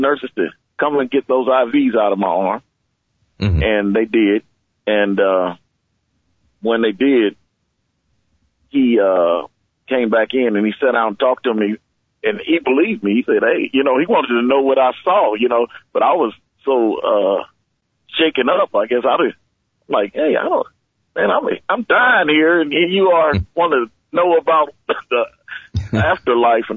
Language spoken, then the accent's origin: English; Kansas City, Kansas, United States; I was brought up on Quindaro Boulevard in Kansas City, Kansas.